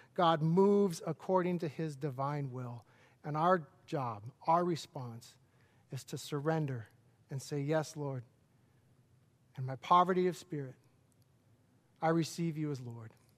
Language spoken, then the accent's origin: English; Lakewood, United States; I'm a hometown kid. I grew up in Lakewood